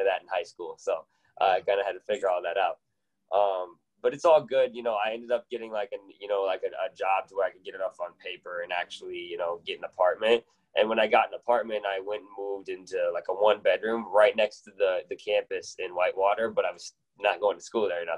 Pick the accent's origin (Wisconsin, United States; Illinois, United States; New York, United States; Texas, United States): Wisconsin, United States; Janesville; now in Milwaukee, United States; I grew up in Janesville, Wisconsin